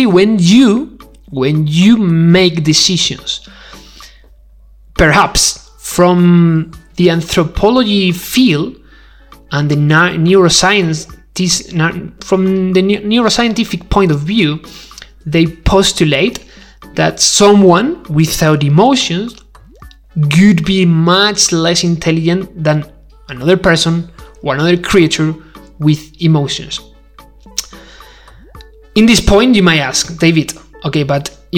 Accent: Spain; English is a second language; I'm not English, I'm not English speaker. I do speak English, but I'm Spanish

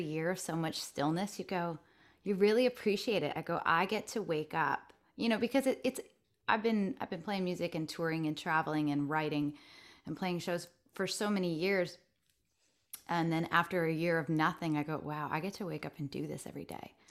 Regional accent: Stratford, Ontario, Canada; moved away as an adult; now in Nashville, United States; I'm born and raised in Ontario, Canada.

